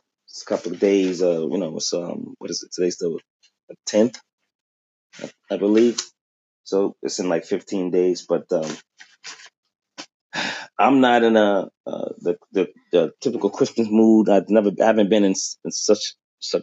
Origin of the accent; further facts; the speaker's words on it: Boston, Massachusetts, United States; now in Quincy, United States; from Boston. I live in Quincy now